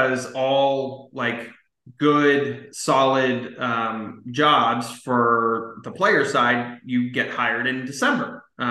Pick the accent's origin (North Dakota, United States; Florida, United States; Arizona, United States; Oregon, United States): Arizona, United States; Scottsdale; also born or lived in Southern California; I grew up in Scottsdale, Arizona